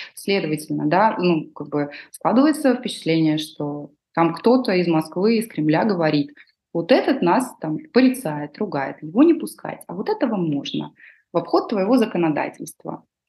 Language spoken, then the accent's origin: Russian; Georgia; мы грузины